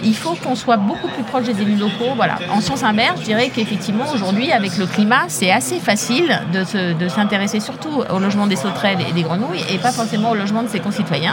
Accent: Mantes-la-Jolie, Île-de-France, France; moi j'ai grandi en HLM

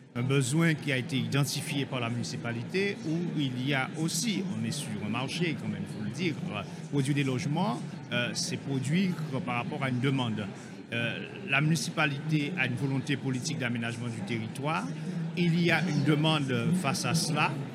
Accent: Guadeloupe; chez nous en Guadeloupe

